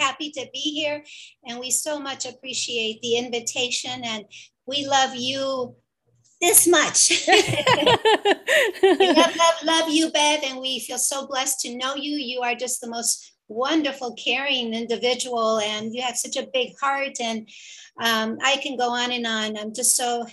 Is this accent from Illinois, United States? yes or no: yes; Chicago, Illinois, United States; moved away as an adult; now in California, United States; I was born and raised in Chicago, and my parents were from Mexico.